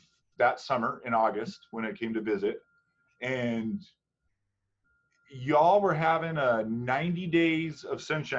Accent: New Mexico, United States; I was born actually in New Mexico, in Arteaga.

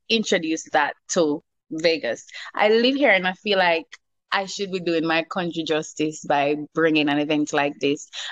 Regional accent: Jamaica; I'm a Jamaican

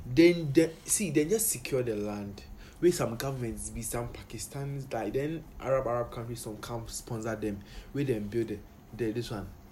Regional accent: Ghana; I really wish I wasn't a Ghanaian.

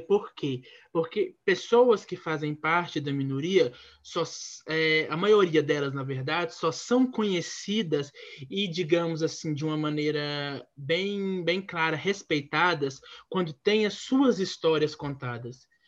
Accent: interior of Minas Gerais, Brazil; eu sou do interior de Minas Gerais

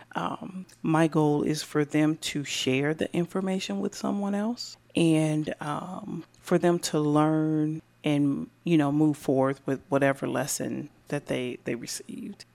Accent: Decatur, Illinois, United States; now in Bloomington, United States; born and raised in Decatur, Illinois

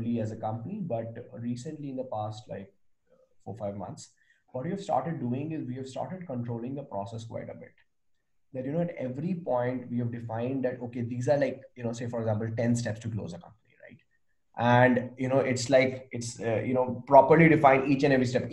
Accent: India; I'm Indian

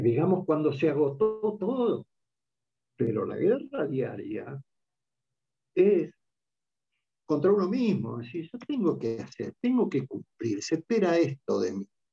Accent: Argentina; como argentinos

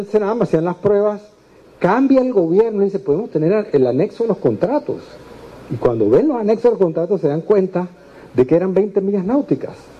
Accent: Panama; como panameños

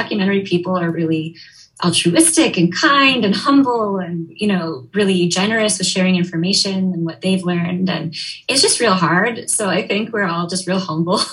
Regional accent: Minneapolis, Minnesota, United States; moved away; I'm originally from Minneapolis, Minnesota, so love the Midwest

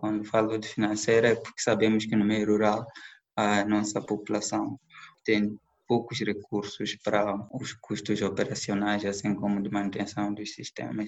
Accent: Mozambique; moved away; also born or lived in Belo Horizonte, Brazil; eu era um dos alunos moçambicanos que estava na UFMG

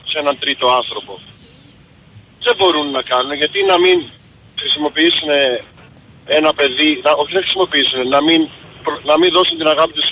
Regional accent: Chicago, Illinois, United States; επειδή {S10} είμαι από το Σικάγο, στην Αμερική τα ομόφυλα πατρε, ε, ζευγάρια παντρεύονται

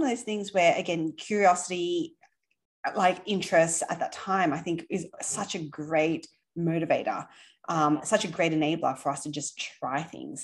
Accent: Sydney, New South Wales, Australia; accent: Aussie; now in New York, United States; I grew up in Sydney.

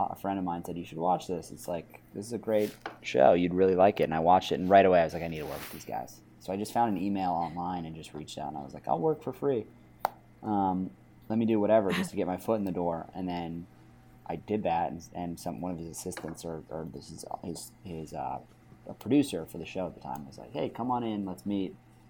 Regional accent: New York City, New York, United States; Yeah, I was very lucky to be born and grow up in New York City. It's a crazy place, but it was a really cool, unique place to grow up.

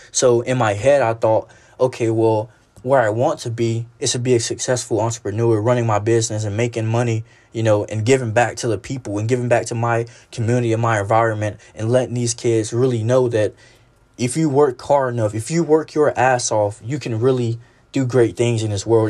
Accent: Alabama, United States; I'm actually from Alabama

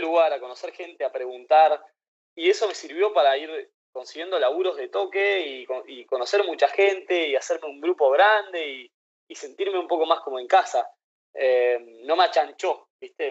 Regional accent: Buenos Aires, Argentina; moved away as an adult; also born or lived in Playa del Carmen; crecí en Buenos Aires

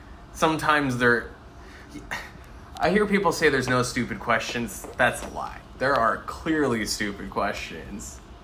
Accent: Norway; So for me, to contextualize it, I was born and raised in Norway, but my mom is American and my dad is South African.

